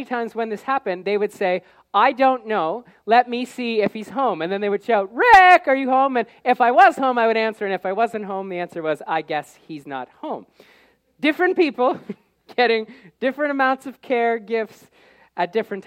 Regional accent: Canada; the education and experience that I may have received growing up in Canada

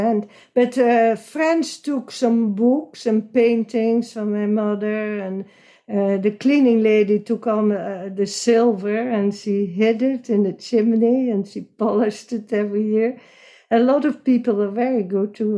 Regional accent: Netherlands; moved away; I was born in Hilgersberg in Holland, the Netherlands

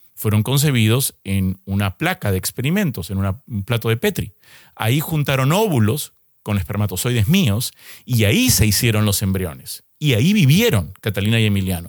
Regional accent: Peru; yo soy peruano

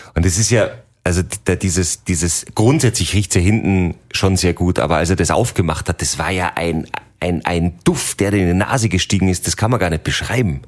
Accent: Salzburg, Austria; hier bei uns in Salzburg

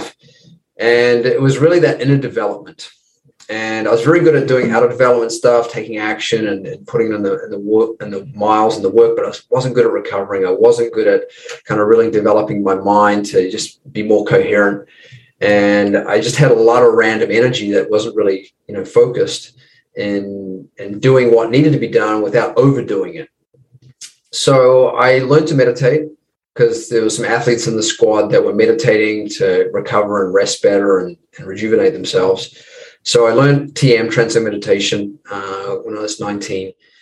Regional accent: New Zealand; moved away as an adult; also born or lived in United States; now in Los Angeles, United States; I'm just across the ditch there, mate, in New Zealand. And I've been in the States. I left New Zealand when I was 20

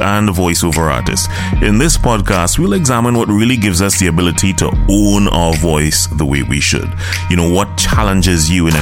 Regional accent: Trinidad & Tobago; I'm from Trinidad and Tobago, in case you didn't know. My accent is different, so I'm from the Caribbean.

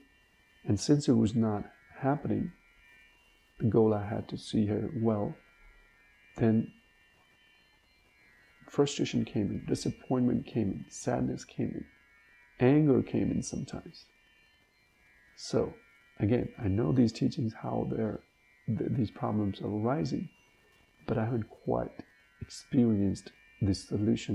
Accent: India; born and raised in India

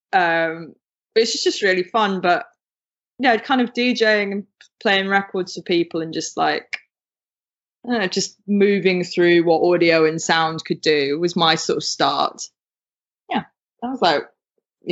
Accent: United Kingdom; you can probably hear from my accent, I'm from the UK

